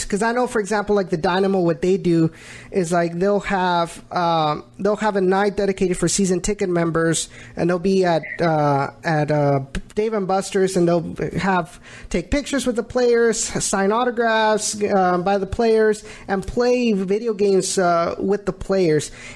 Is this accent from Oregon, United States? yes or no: no; the Rio Grande Valley, Texas, United States; moved away as an adult; now in Houston, United States; before I moved into uh, moved to Houston, I because I I'm from the Valley